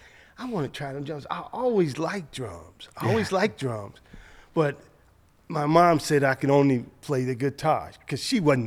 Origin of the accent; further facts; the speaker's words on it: Chicago, Illinois, United States; So on Lake Park, 4604 South Lake Park in Chicago.